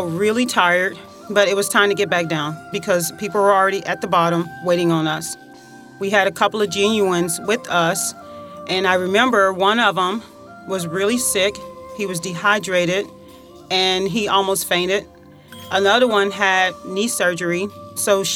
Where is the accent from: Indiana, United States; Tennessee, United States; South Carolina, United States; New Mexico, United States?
Tennessee, United States; Covington; moved away; I am from Covington, Tennessee